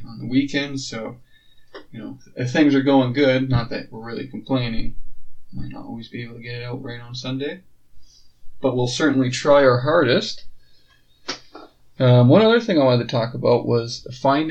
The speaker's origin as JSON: {"language": "English", "town": "Lloydminster", "country": "Canada"}